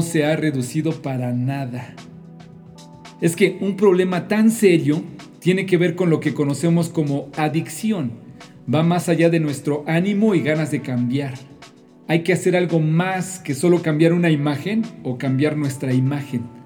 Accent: Mexico; En mi país, en México

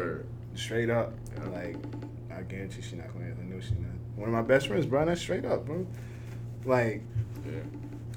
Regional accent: Delaware, United States; I'm from Delaware

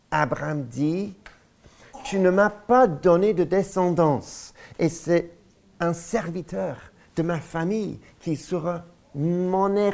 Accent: Lyon, Auvergne-Rhône-Alpes, France; Nous avons grandi à Lyon, vous aussi à Paris, Alléluia, Dieu est bon.

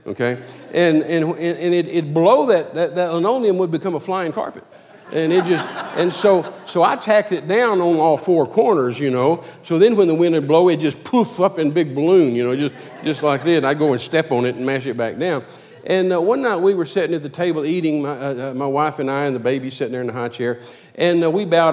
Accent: Midland, Texas, United States; moved away; I was raised in Midland

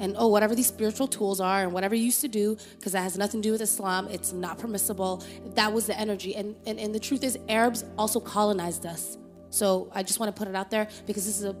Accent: Toronto, Ontario, Canada; also born or lived in Somalia; We are born in Somalia, raised in Canada, Toronto.

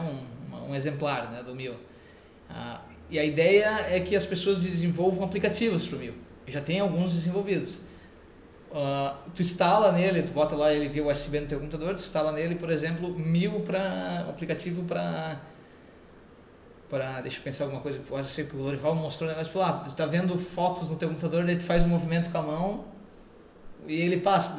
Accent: Brazil; eu sou brasileiro

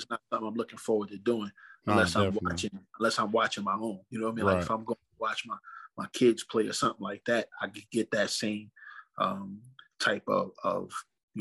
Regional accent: New York City, New York, United States; moved away as an adult; also born or lived in Bronx, New York; now in Springfield, United States; grew up, was raised out in Brooklyn, New York. Was actually born in the Bronx. Moved to Brooklyn, New York when my parents separated.

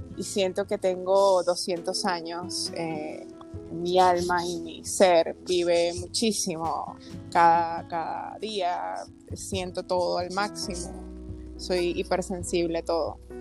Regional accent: Caracas, Capital District, Venezuela; also born or lived in Maracaibo, Venezuela; nací en la ciudad de Maracaibo y de pequeñita me fui a Caracas con mis papás. Este, me crié básicamente en Caracas.

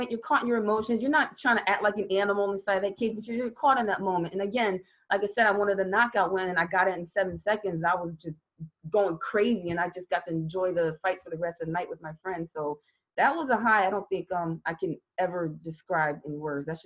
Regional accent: Louisiana, United States; born there; I was born in Louisiana. My sister was born in Colorado. So, of course, we were Army brats.

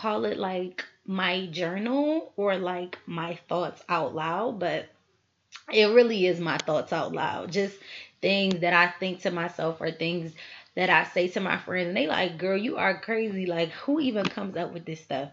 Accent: Philadelphia, Pennsylvania, United States; born and raised in Philly. 215 till

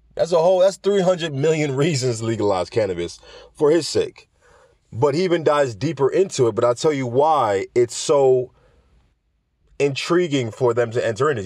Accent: New York, United States; we're talking about my home state

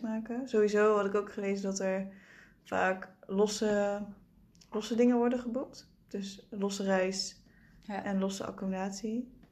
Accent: Limburg, Netherlands; ik ben een Limburger

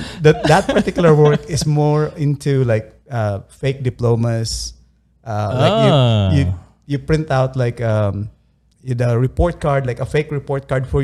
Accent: Philippines; moved away; Well, I came from the Philippines.

